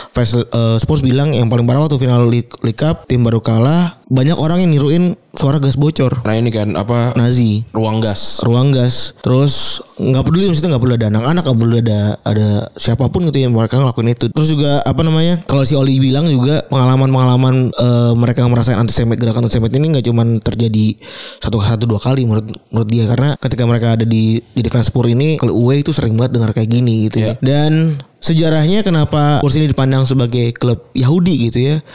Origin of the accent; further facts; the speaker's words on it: Java, Indonesia; now in Tambun, Indonesia; gue orang Jawa